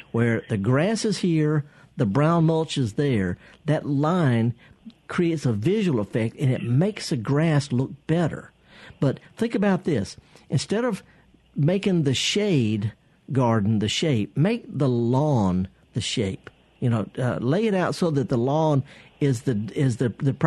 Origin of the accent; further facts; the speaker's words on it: Mississippi, United States; I'm from Mississippi and I'm proud of Mississippi